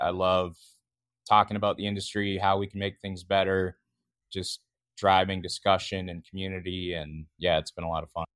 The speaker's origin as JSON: {"language": "English", "area": "near Vancouver", "region": "British Columbia", "country": "Canada", "tie": "born or raised there", "moved": "as an adult", "lives_now": "North Carolina, United States", "said": "I actually grew up in Western Canada, close to Vancouver in, in British Columbia"}